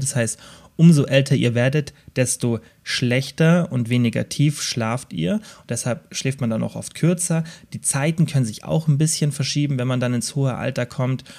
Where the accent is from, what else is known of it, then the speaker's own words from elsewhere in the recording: Southern Germany, Germany; Bei uns im Süden